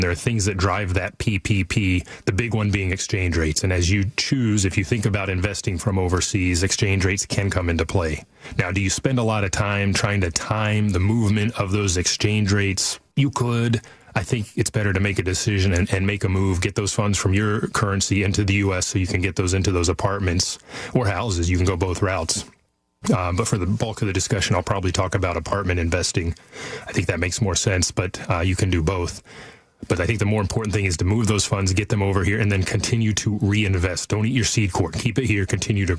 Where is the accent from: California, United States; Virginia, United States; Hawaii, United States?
California, United States; Sacramento; I'm from Sacramento too.